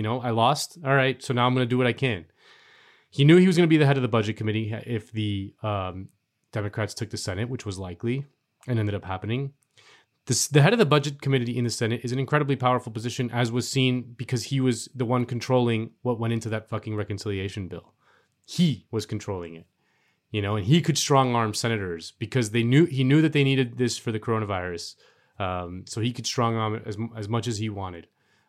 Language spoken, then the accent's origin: English; Miami, Florida, United States; look at Miami right now, man. People are fucking going crazy in my hometown.